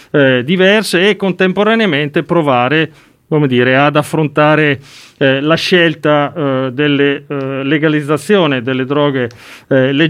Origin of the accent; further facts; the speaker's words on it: Modena, Emilia-Romagna, Italy; Giovanardi, visto che parlo da modenese.